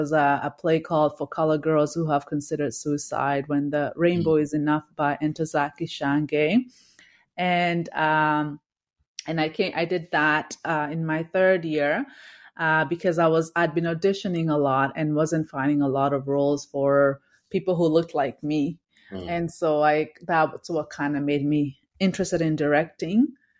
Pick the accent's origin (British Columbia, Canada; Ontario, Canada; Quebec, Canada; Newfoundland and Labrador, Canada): British Columbia, Canada; Victoria; So I grew up in Victoria, and then when I moved to Toronto for school, I had to study at U of T.